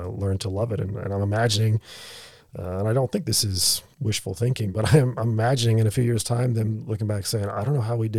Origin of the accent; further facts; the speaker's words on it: United States; now in Australia; As an American